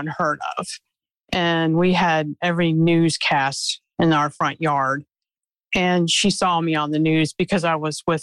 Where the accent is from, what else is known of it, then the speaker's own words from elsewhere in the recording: Glen Burnie, Maryland, United States; now in Southern Delaware, United States; I'm presently in Southern Delaware. I'm from Maryland. I went to Martin Spalding High School